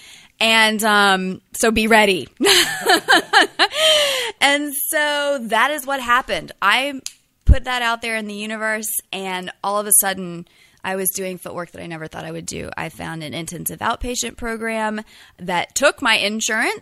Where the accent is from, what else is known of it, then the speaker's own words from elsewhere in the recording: North Carolina, United States; moved away as an adult; now in San Francisco, United States; I'm originally from North Carolina